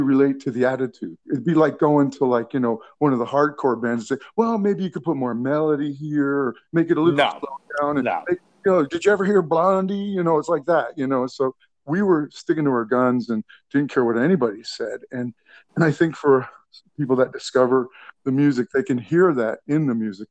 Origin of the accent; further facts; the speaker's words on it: New York, United States; I'm from New York